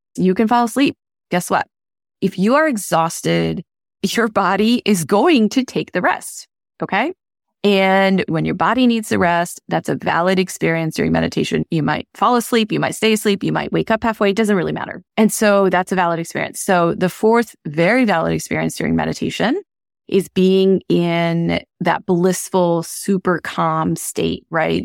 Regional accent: India; moved away; I grew up in India

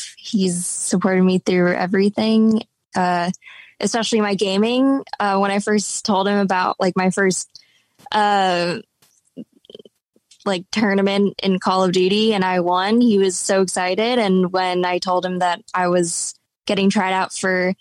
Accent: Tenafly, New Jersey, United States; I grew up in Tenafly, New Jersey

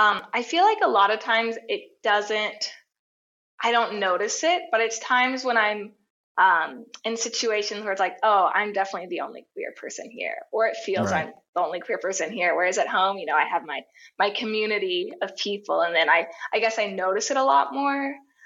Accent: the South, United States; like the United States growing up in the South, not the best place to be queer, not the most accepting.

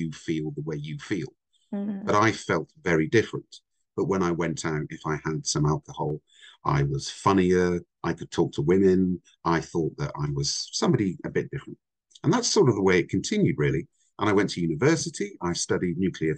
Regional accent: Somerset, South West England, United Kingdom; also born or lived in Vancouver, Canada; I'm actually Canadian. I was born in Vancouver, but I grew up in the UK. So I came to the UK when I was five, and I lived in the south of England, an area called Somerset

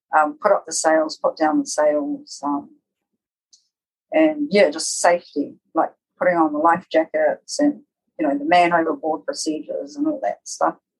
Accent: Rarotonga, Cook Islands; also born or lived in Ōpōtiki, New Zealand; And so we left there when I was quite young, about four, to come to Raro, and did some schooling over here, and lived here until I was about ten years old

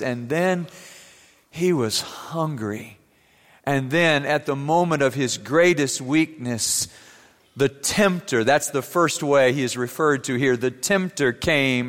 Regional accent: Germany; moved away; Growing up in Germany, I used to ride with my classmates down the Rhine River in a boat

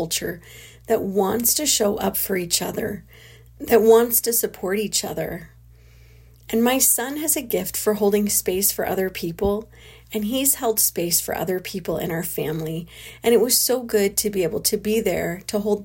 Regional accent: California, United States; moved away; a hotel room in my hometown in California

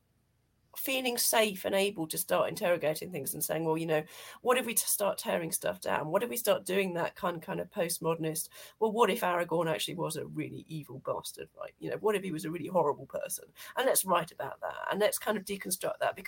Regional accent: United Kingdom; as a British person

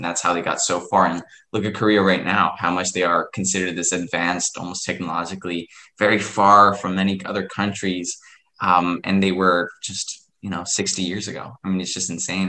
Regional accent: Ecuador; I'm from Ecuador, so we would be considered a a um, developing country

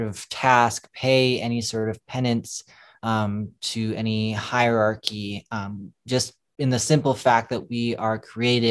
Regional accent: St. Paul, Minnesota, United States; moved away as an adult; now in Los Angeles, United States; born and raised in St. Paul, Minnesota, came to California actually a few years ago

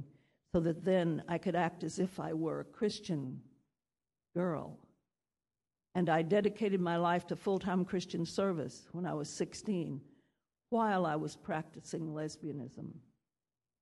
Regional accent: Oklahoma, United States; moved away; I was born in Oklahoma

